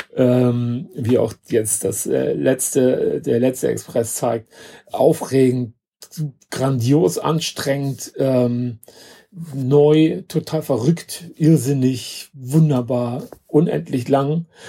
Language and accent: German; Hamburg, Germany; von Hamburg, also meine Heimatstadt